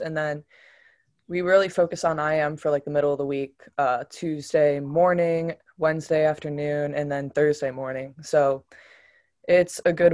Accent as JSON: {"language": "English", "town": "Cleveland", "region": "Ohio", "country": "United States", "tie": "born or raised there", "moved": "yes"}